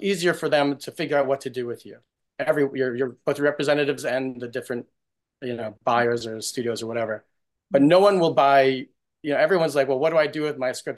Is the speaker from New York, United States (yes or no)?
yes; New York, United States; I, I grew up in New York's, in New York